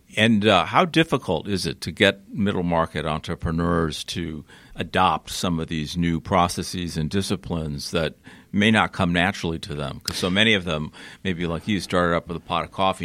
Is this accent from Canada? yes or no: no; Connecticut, United States; now in Atlanta, United States; I grew up in Connecticut